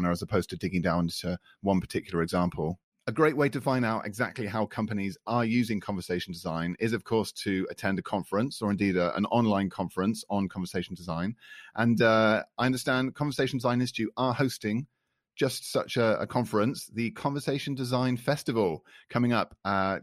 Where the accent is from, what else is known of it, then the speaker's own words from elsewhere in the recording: United Kingdom; accent: British; first language English; now in France; my British accent